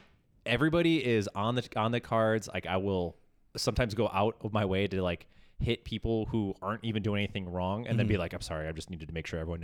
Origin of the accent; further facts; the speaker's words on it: Midwest, United States; I'm the Midwesterner.